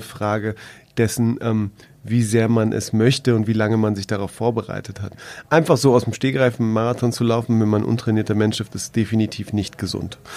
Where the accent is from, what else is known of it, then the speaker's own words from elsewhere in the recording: Berlin, Germany; als Berliner